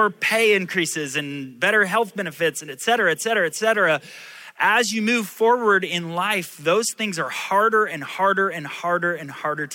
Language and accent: English; Orlando, Florida, United States; also born or lived in Indiana; I was born in Indiana, but moved here when I was 9 months old, got here as soon as I could. And so I consider myself a Floridian